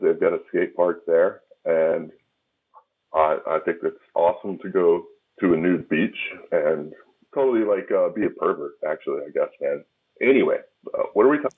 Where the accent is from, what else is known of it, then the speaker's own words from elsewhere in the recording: American South, United States; accent: country accent (southern); I could turn on my country accent